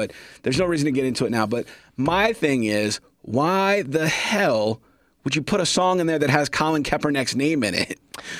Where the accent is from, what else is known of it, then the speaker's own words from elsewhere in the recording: Kansas City, United States; I'm from Kansas City.